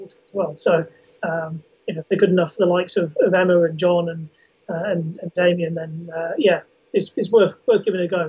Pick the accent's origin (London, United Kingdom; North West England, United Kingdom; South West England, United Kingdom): South West England, United Kingdom; the Ridgeway; I grew up on the Ridgeway, and I know the sort of latter sections of it, from sort of Uffington, Whitehall, Uffington Castle through to Avebury itself